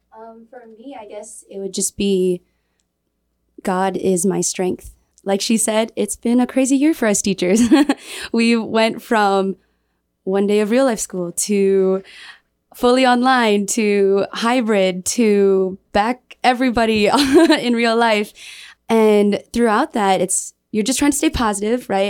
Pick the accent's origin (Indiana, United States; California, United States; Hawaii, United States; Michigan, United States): Michigan, United States; now in Guam; I'm from Michigan